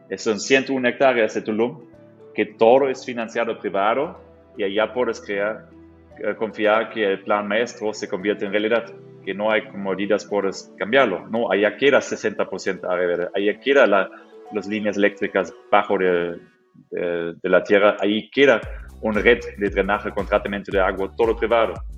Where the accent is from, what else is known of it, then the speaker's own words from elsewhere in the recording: Germany; Spanish is a second language; now in Mexico; Yo soy un, mexicano de corazón, pero de origen Alemania